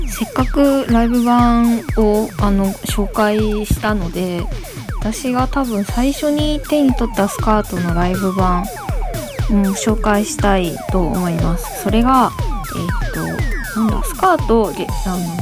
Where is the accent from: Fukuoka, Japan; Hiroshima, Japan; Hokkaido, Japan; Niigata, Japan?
Hiroshima, Japan; Onomichi; moved away; also born or lived in Fukuyama; 私の地元が、まあ、広島県尾道市で私中学高校は隣の福山市の女子校に通っていたんですけど